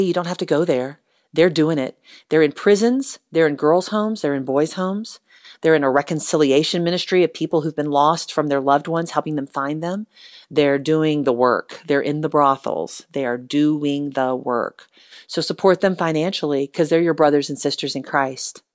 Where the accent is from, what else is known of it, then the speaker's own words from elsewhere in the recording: United States; I am an American